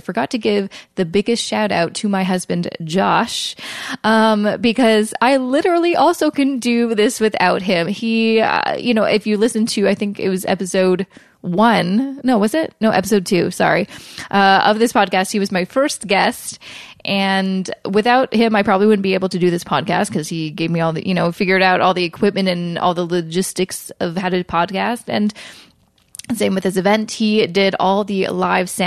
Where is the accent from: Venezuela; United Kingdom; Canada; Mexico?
Canada; Vancouver, British Columbia; moved away; I'm from Vancouver